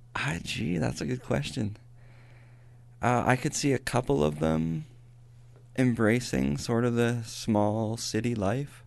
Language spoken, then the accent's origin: English; Welling, Alberta, Canada; moved away; also born or lived in Raymond, Alberta; I was lived my entire life in Welling, Alberta, which is just outside of Raymond. I grew up in one house about two miles away from a farm that my dad worked on